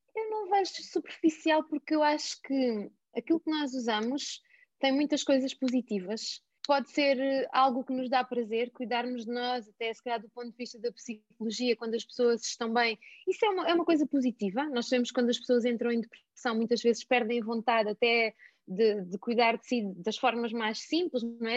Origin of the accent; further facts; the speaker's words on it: Alentejo, Portugal; moved away as an adult; eu sou alentejana, vivi no Alentejo e até aos dezoito anos